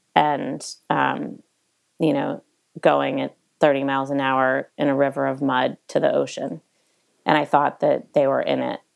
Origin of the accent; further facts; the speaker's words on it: East Coast, United States; now in Montecito, United States; growing up on the East Coast